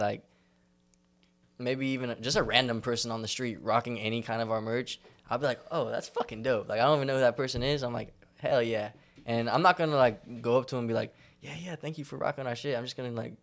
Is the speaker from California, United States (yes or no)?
yes; San Jose, California, United States; we're from San Jose